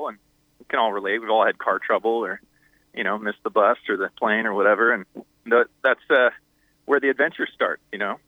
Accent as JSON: {"language": "English", "town": "San Diego", "region": "California", "country": "United States", "tie": "born or raised there", "said": "we're from San Diego. So, you know, the band grew up surfing together"}